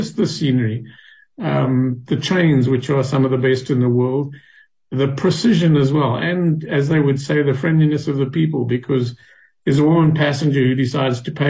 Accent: South Africa

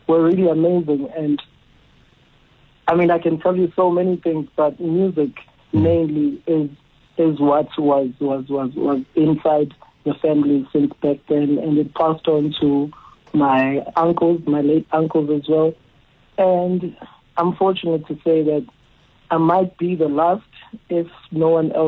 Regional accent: QwaQwa, Free State, South Africa; also born or lived in Pietermaritzburg, KwaZulu-Natal; I was born in Pietermaritzburg, KZN, and my mom was working in the Free State. So after a year or two of my birth, I moved and stayed with her in Kwakwa, mm-hmm. the Free State. And that's where I spent most of my years from pre-primary up to high school

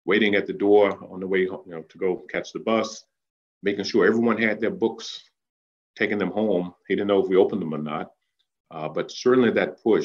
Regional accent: Danville, Virginia, United States; that little boy growing up in Danville

